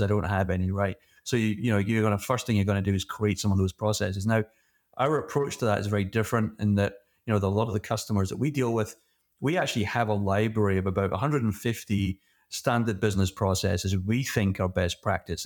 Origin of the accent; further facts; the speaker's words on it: Scotland, United Kingdom; moved away; originally I'm from Scotland, and like every good Scottish kid, my first job was, uh, working in a whiskey distillery